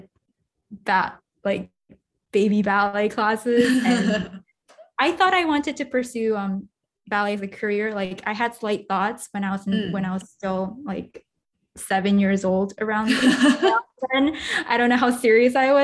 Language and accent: English; New York, United States; also born or lived in Singapore; I was born in Singapore, but I grew up most of my life in New York, but I am of Japanese ethnicity